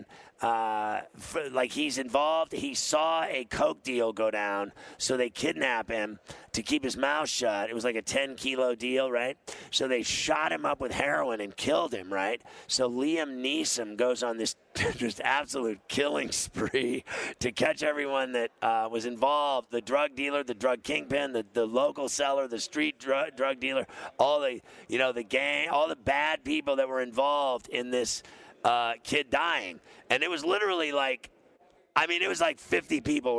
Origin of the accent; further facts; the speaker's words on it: Kansas City, Missouri, United States; moved away; I was born in St. Luke's Hospital in Kansas City, Missouri